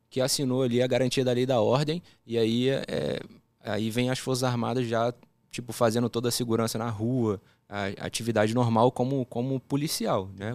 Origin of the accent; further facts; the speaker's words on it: Rio de Janeiro, Brazil; accent: carioca; also born or lived in Brasília; eu fui para lá, assim, relativamente pequeno, né? 9 para 10 anos e carioca tem um sotaque que você pega fácil